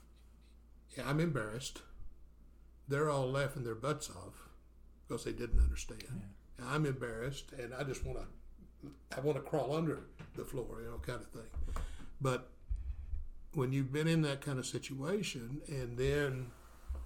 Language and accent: English; La Follette, Tennessee, United States; moved away as an adult; go back to my hometown and work with some of the Vietnam vets, volunteer. And I learned about the Vietnam Veterans of America, and we created a chapter there in La Follette